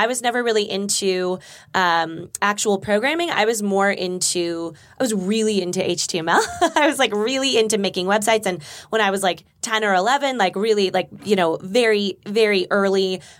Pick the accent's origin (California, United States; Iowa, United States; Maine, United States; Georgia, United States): California, United States; Burbank; I grew up in Burbank.